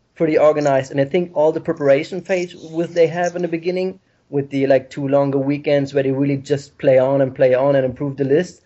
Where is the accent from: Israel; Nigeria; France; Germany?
Germany; English is a second language; moved away as an adult; now in Ireland; I'm being originally from Germany